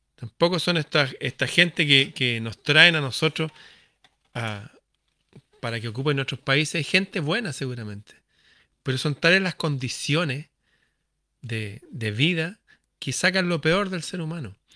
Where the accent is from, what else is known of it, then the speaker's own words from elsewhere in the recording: Chile; mi país, Chile